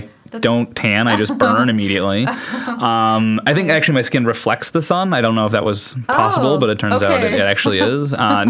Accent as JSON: {"language": "English", "region": "Wisconsin", "country": "United States"}